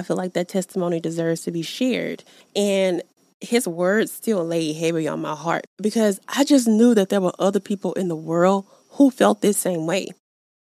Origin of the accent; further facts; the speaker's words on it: the South, United States; I'm from the South